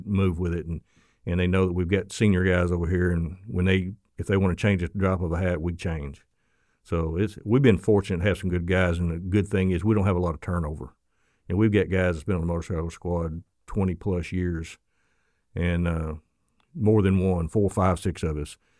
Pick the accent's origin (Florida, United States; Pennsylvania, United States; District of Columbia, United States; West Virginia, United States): Florida, United States; accent: southern; me with my southern accent and Florida